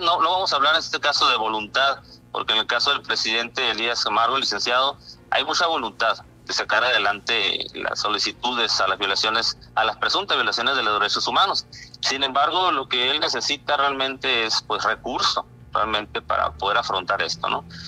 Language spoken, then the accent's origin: Spanish; Isla de Cedros, Baja California, Mexico; moved away as an adult; now in Santa Rosalía, Mexico; orgullosamente soy de Isla de Cedros, Baja California, pero ya nueve años aquí